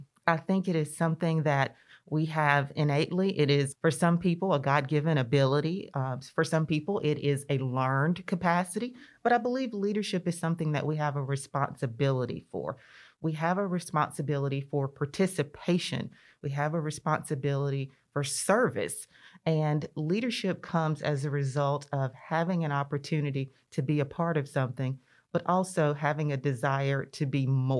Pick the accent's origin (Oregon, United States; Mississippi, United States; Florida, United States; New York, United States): Mississippi, United States; Shannon; moved away as an adult; also born or lived in Starkville, Mississippi / Jackson, Mississippi; now in Gluckstadt, United States; I am from Lee County, born and raised in Lee County. I grew up in a town called Shannon, a very small town south of Tupelo. And to be exact, I'm from Greater Shannon